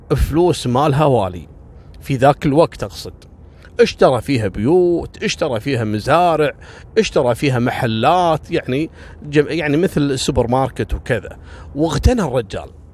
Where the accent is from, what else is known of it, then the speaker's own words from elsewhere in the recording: Kuwait; عندنا في الكويت